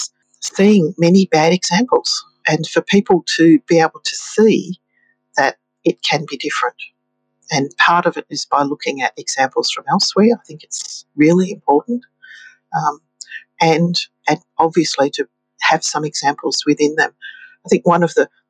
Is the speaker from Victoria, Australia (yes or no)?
yes; Victoria, Australia; Victoria, in my home state